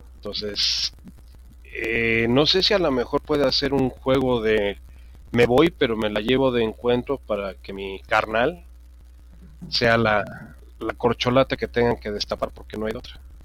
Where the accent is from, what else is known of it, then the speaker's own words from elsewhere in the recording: Mexico; somos mexicanos